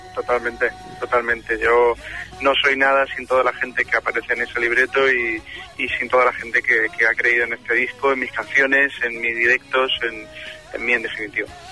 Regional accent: Málaga, Andalusia, Spain; moved away; mi tierra, a Málaga

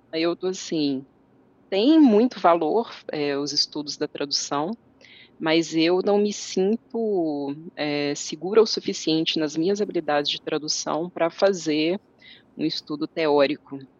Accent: Coronel Fabriciano, Minas Gerais, Brazil; also born or lived in Timóteo / Belo Horizonte; Eu sou mineira do interior de Minas. Eu nasci em uma cidade chamada Timóteo e eu cresci em Coronel Fabriciano, que é a cidade onde eu estou agora

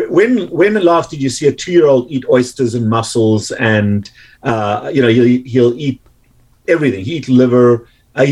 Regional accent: South Africa; now in United States; growing up in South Africa

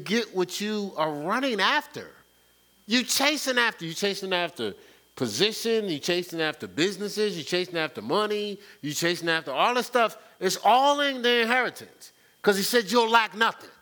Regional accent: New Jersey, United States; moved away; growing up in New Jersey.

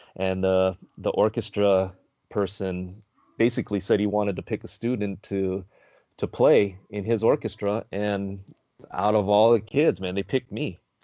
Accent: Carson, California, United States; I grew up in Carson

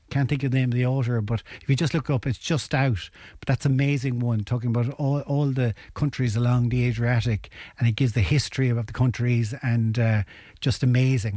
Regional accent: Ennis, Munster, Ireland; I'm originally from Ennis

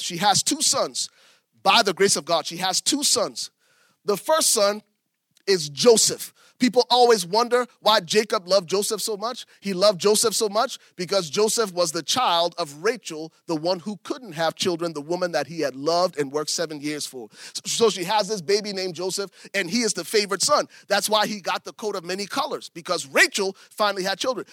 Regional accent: Liberia; I'm from Liberia

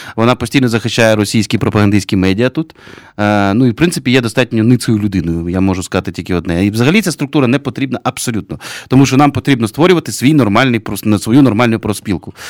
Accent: Kyiv, Ukraine; Ukrainian is a second language; я киянин.

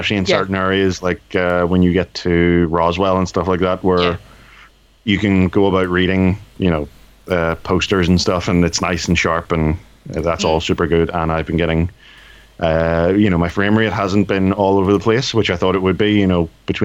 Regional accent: Ireland; I'm Irish and disabled, so that's ethnic

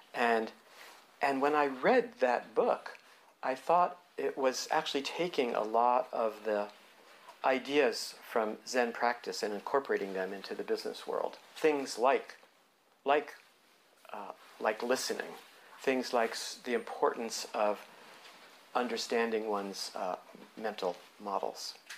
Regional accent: New Jersey, United States; moved away as an adult; growing up in New Jersey

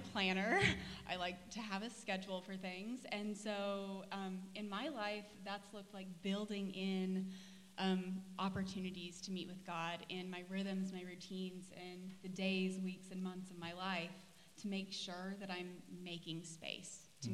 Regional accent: Gore, Oklahoma, United States; now in Tulsa, United States; I grew up in Gore, Oklahoma. I've been in Tulsa since 2016

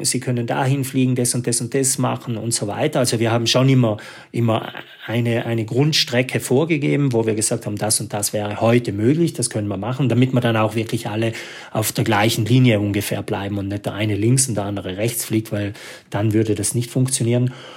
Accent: South Tyrol, Trentino-Alto Adige, Italy; als Südtiroler

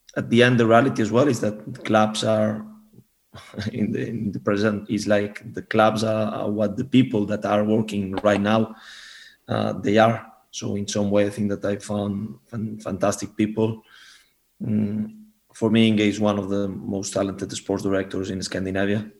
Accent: Barcelona, Catalonia, Spain; moved away as an adult; now in Denmark; I'm from Barcelona

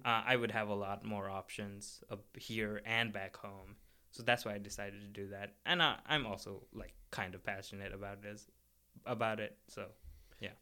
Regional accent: Kathmandu, Bagmati, Nepal; moved away as an adult; now in United States; I'm from Nepal, and I'm from the capital, which is Kathmandu

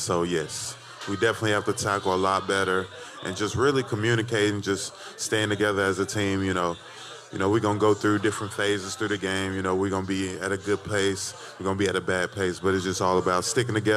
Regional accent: Nigeria; I'm Nigerian

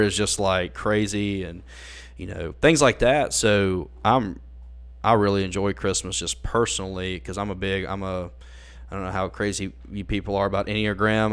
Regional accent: Ackerman, Mississippi, United States; moved away as an adult; now in Jackson, United States; I was born and raised in Akron, Mississippi

